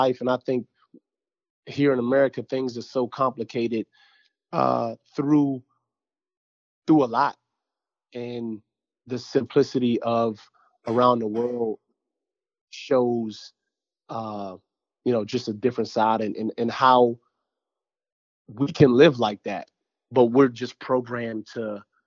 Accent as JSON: {"language": "English", "country": "Jamaica", "said": "I'm Jamaican, too"}